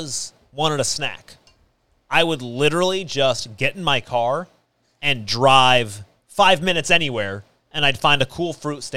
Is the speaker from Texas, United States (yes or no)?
no; Clovis, California, United States; I grew up in Clovis.